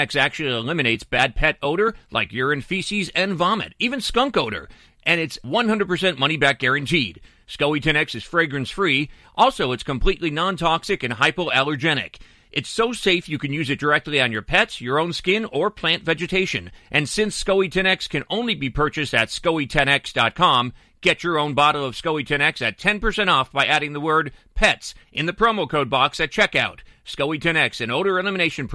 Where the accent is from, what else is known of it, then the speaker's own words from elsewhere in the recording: Pennsylvania, United States; I'm from Pennsylvania